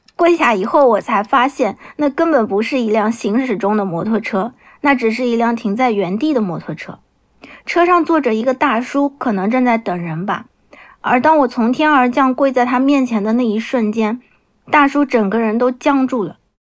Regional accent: Nanjing, Jiangsu, China; 我来自江苏南京，目前从事的是儿童绘本插画师的工作

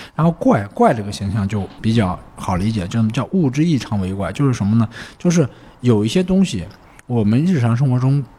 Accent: Anhui, China; moved away; also born or lived in Shanghai; 小时候生活在这个农村，从小就是听这个。妖怪的怪谈呀，妖怪的故事长大的。 安徽 对安徽

